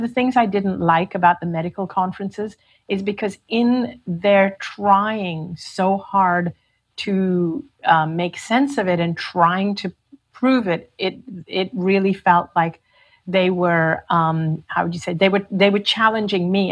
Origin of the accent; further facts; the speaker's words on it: Hong Kong; also born or lived in India; I was from Hong Kong